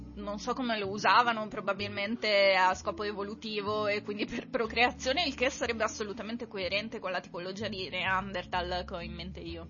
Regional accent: Conegliano, Veneto, Italy; io non sono originaria di Padova, io sono di Conegliano

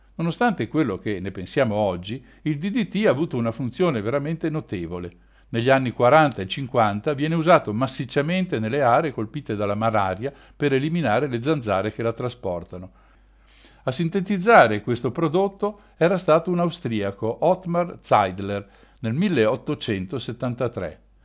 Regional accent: Trentino-Alto Adige, Italy; in un paese di campagna ai piedi delle montagne trentine

